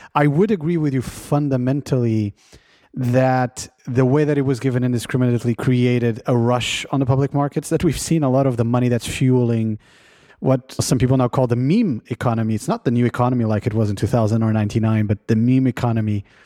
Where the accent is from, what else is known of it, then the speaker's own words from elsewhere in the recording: Portugal; now in California, United States; my home country of Portugal